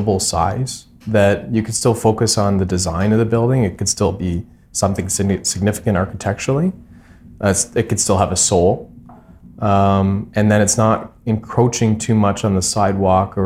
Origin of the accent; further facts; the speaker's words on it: Hamilton, Ontario, Canada; I think we're from Hamilton. We live in Hamilton